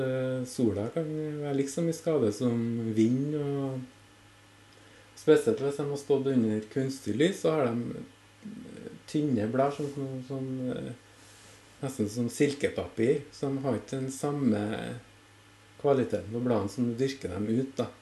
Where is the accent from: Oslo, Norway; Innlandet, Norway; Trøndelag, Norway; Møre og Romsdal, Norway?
Trøndelag, Norway; Orkanger; jeg kommer fra Orkanger